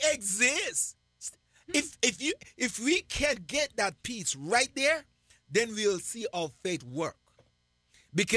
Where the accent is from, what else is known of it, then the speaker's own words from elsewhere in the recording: Jamaica; I'm Jamaican.